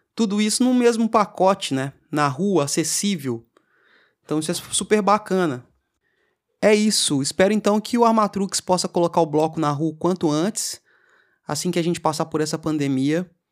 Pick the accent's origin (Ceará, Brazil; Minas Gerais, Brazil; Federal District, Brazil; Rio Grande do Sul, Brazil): Minas Gerais, Brazil; Tiradentes; moved away as an adult; now in Belo Horizonte, Brazil; Eu sou de Tiradentes, sou do interior de Minas. E eu cheguei aqui em Belo Horizonte é, por volta de 2008, 2009 para morar